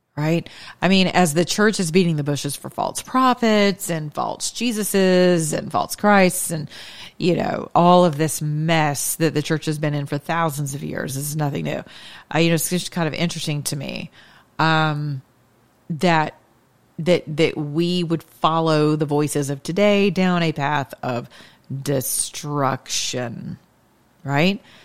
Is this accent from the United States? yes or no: yes; United States; as American citizens